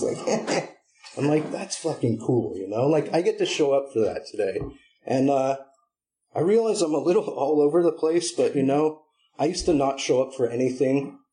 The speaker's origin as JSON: {"language": "English", "town": "Berkeley", "region": "California", "country": "United States", "tie": "born or raised there", "also_born_or_lived": "Humboldt County, California", "said": "I'm a Berkeley boy. Not born, but raised, you know? Like, I was born in Humboldt"}